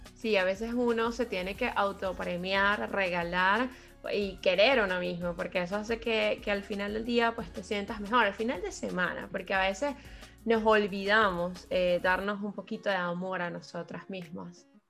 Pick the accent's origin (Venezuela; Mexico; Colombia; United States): Venezuela; Caracas, Capital District; moved away as an adult; also born or lived in Spain; now in London, United Kingdom; yo soy de la ciudad de Caracas, eh, Venezuela. Llevo casi cinco años en la ciudad de Londres